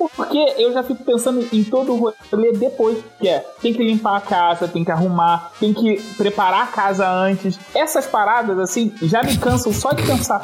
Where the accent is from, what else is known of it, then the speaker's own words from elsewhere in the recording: Rio de Janeiro, Brazil; eu sou carioca